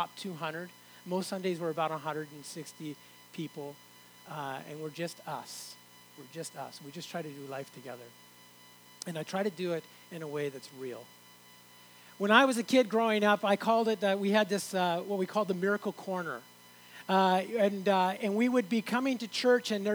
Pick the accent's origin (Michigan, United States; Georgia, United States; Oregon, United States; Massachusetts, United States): Oregon, United States; moved away as an adult; also born or lived in San Andreas (birthplace, uncertain); now in Canada; I moved to Oregon, spent a lot of my teen years in Oregon